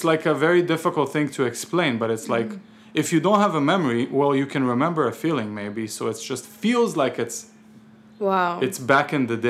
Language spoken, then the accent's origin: English; Israel; English is a second language; also born or lived in Ukraine / New York; now in Tucson, United States; I'm Ukrainian, but I grew up on Israeli Sephardic street food.